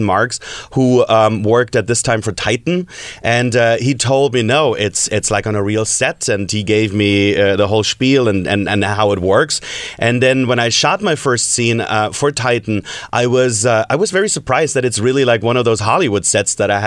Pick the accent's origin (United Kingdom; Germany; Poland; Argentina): Germany; moved away; I'm from Germany